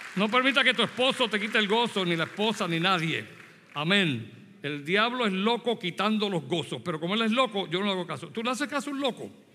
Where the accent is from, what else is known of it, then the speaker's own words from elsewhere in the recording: Puerto Rico; moved away; soy puertorriqueño. Así que yo nací en Puerto Rico y me crié allí